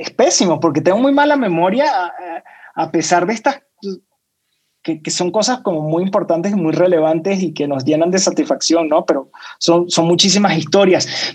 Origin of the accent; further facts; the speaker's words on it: Caracas, Capital District, Venezuela; moved away as an adult; now in Mexico; soy venezolano, ya tengo seis años viviendo en México